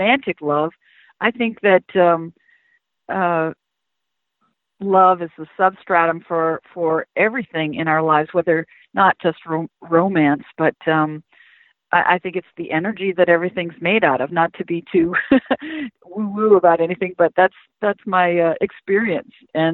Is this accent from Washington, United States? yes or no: no; Hyannis, Massachusetts, United States; I grew up in Cape Cod, Massachusetts, in Hyannis